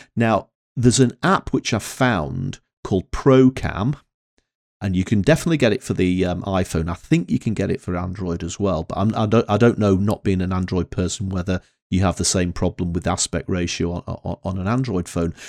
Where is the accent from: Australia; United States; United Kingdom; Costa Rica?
United Kingdom; Northern England; accent: Northern English; my Northern English accent